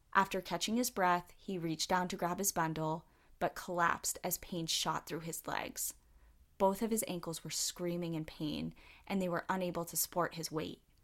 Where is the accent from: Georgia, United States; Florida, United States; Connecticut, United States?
Connecticut, United States; now in New Hampshire, United States; I'm from Connecticut, or I was born